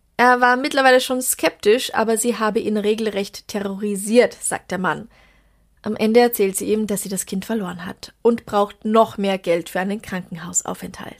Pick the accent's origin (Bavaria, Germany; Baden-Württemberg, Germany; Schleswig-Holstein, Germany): Bavaria, Germany; Traunstein district; moved away; aus meiner alten Heimat eingeschickt, aus dem Landkreis Traunstein in Bayern